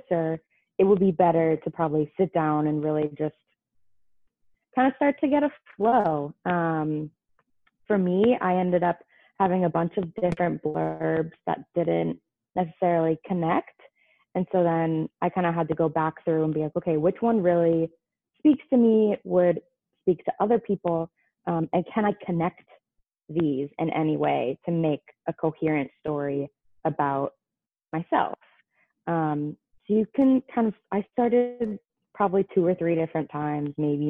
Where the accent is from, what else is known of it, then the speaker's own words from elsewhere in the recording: California, United States; moved away; I am from California